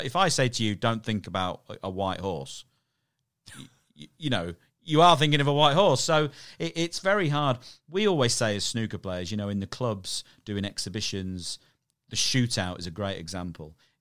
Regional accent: Irthlingborough, East Midlands, United Kingdom; I grew up in a town called Earthlingburgh in Northamptonshire

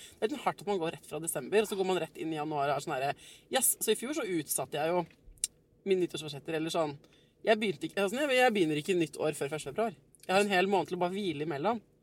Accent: Oslo, Norway; jeg er født på Ullevål sykehus

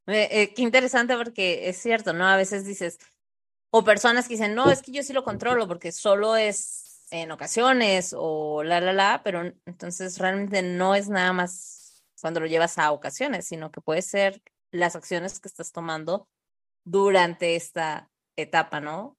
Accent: Tijuana, Baja California, Mexico; yo nací en Tijuana o crecí allá

